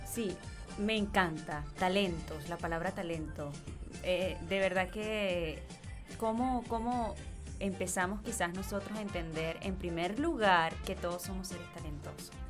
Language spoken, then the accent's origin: Spanish; Venezuela; en el, colegio, en, en, bachillerato, en Venezuela